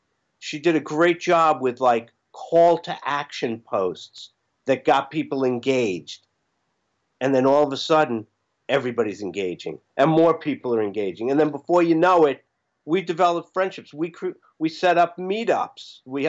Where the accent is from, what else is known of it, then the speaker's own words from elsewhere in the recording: New York, United States; now in Apex, United States; Being from New York